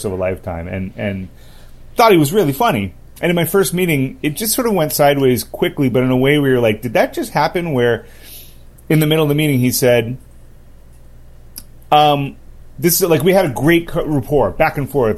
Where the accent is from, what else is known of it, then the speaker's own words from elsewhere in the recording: Los Angeles, California, United States; I was born and raised in Los Angeles